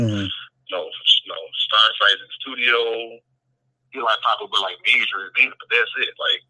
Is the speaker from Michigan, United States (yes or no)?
yes; Detroit, Michigan, United States; I'm from Michigan, you know, Detroit.